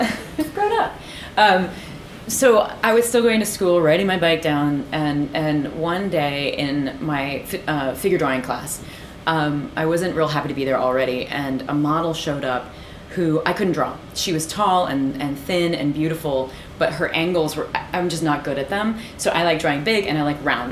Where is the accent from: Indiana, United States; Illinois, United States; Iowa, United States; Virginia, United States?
Illinois, United States; Peoria; moved away; also born or lived in Ohio; I grew up in the Midwest